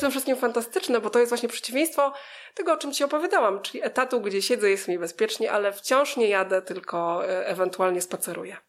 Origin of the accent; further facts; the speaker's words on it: Małkinia Górna, Masovian Voivodeship, Poland; moved away as an adult; now in Warsaw, Poland; Pochodzę z takiej miejscowości na trasie Warszawa-Białystok, która się nazywa Małkinia